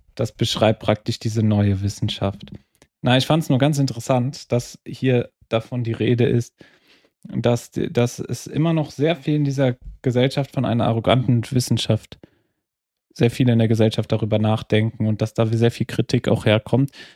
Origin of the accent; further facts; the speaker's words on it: Trier, Rhineland-Palatinate, Germany; first language German; now in Vienna, Austria; meiner Heimatstadt Trier